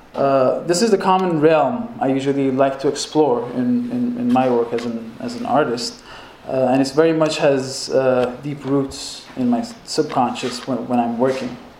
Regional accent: Iran; moved away as an adult; also born or lived in Los Angeles, United States; now in Lowell, United States; I was born and raised in Iran uh, in the early 80s

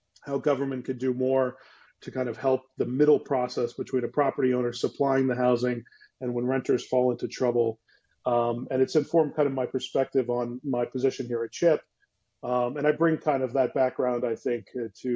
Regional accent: Philadelphia, Pennsylvania, United States; moved away; I was from Philadelphia, suburbs of Philadelphia

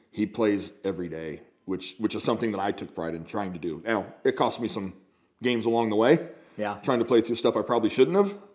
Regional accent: San Diego, California, United States; You know, growing up in San Diego, you know we we we surfed and rode our

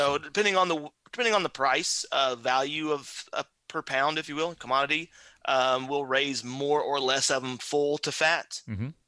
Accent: southern Indiana, United States; born and raised on All a little farm, well, relatively small farm in southern Indiana.

